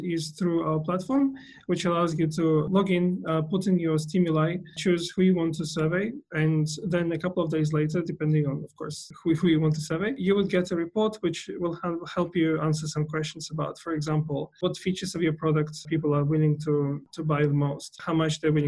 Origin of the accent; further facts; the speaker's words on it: Vladivostok, Primorsky Krai, Russia; moved away as an adult; now in Australia; I am from Russia originally, a city called Vladivostok, which is on the Pacific